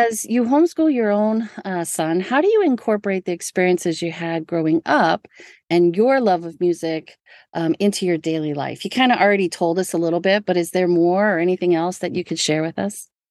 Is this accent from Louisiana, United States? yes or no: yes; New Orleans, Louisiana, United States; I'm from New Orleans